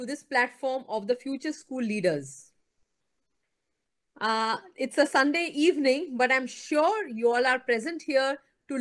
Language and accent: English; Mumbai, Maharashtra, India; also born or lived in Mohali; I am basically from Mumbai